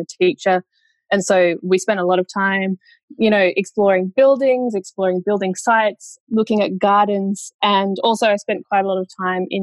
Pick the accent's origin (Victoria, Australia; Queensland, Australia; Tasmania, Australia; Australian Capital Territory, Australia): Australian Capital Territory, Australia; Canberra; I grew up in Canberra